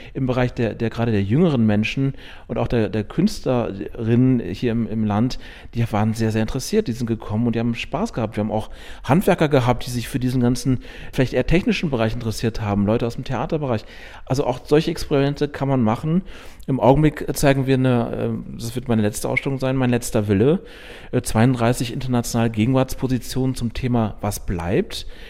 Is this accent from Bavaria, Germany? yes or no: no; Münster, North Rhine-Westphalia, Germany; moved away as an adult; now in Chemnitz, Germany; ich bin in Münster aufgewachsen